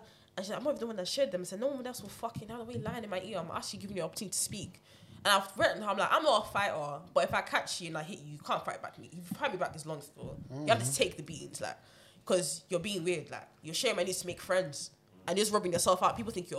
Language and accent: English; Nigeria; I'm Nigerian. You can't have me growing up in Hollywood and keep testing me like that.